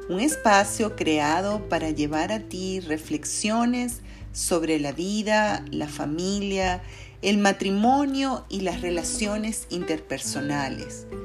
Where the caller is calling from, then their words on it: Caracas, Capital District, Venezuela; les saludo cariñosamente desde la ciudad de de Caracas, Venezuela.